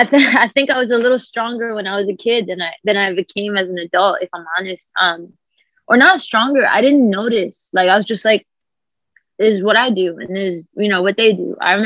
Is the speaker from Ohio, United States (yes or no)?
no; Bronx, New York, United States; because I'm still from the Bronx and I'm still like in real life.